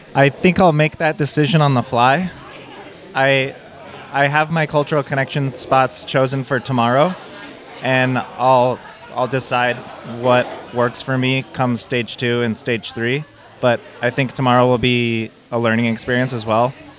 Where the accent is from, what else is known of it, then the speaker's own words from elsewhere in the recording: Bend, Oregon, United States; I am from Bend, Oregon.